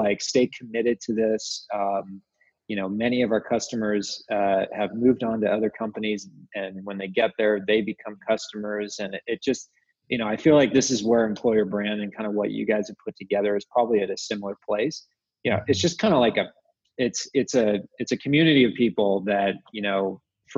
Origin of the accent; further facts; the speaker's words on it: Seattle, Washington, United States; also born or lived in upstate New York / San Francisco / Utah; now in Salt Lake City, United States; I grew up in Seattle